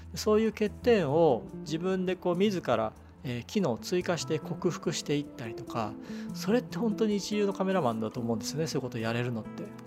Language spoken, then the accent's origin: Japanese; Ikejiri, Tokyo, Japan; うちの地元でいうと池尻